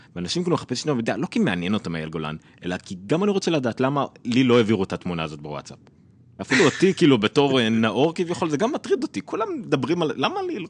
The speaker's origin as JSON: {"language": "Hebrew", "country": "Israel"}